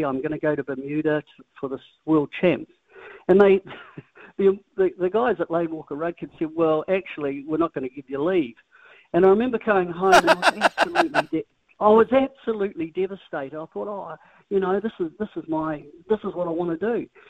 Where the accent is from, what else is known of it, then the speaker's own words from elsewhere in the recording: Christchurch, Canterbury, New Zealand; born there; for me, I was born in Littleton, down in Christchurch, and I was really fortunate in those early years in some ways to get a hell of a lot, because my mum and dad had nothing. They were just normal Kiwi folk.